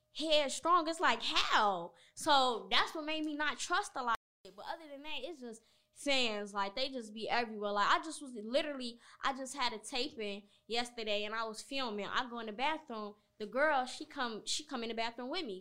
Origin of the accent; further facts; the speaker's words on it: Chicago, Illinois, United States; I'm from Chicago